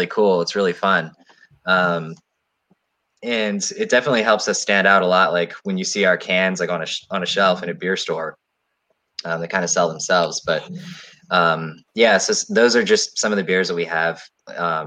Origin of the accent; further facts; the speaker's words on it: Maryland, United States; we're all born and raised in Maryland